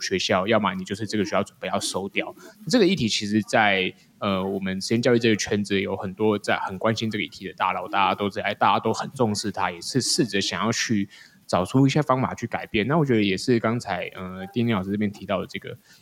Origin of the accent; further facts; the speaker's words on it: Taiwan; 台湾这个节骨眼已经，我应该说，我们现在是全世界出生率最低的国家嘛